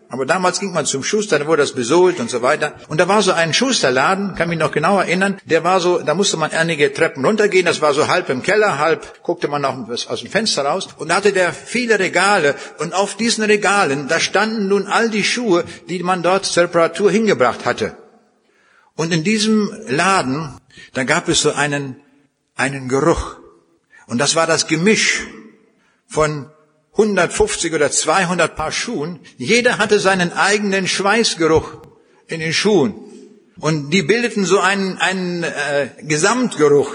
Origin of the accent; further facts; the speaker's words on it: Braunschweig, Lower Saxony, Germany; Bei uns in Braunschweig